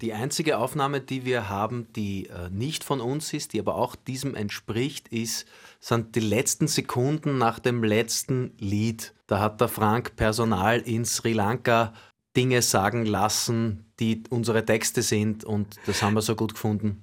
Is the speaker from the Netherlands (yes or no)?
no; Vienna, Austria; ich bin nicht nur im Villenviertel aufgewachsen und groß geworden